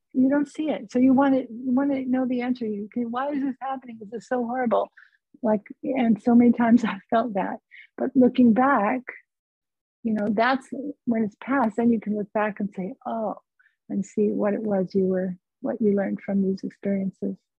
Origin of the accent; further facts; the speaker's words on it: California, United States; I'm from California